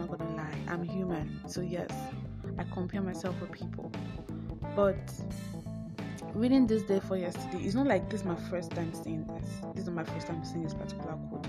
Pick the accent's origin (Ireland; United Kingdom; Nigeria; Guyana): Nigeria; I am African. I am Nigerian. I'm not African. I'm Nigerian